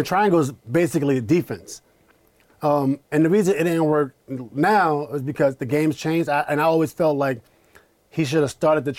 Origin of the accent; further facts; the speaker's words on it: Queens, New York, United States; We're both from New York.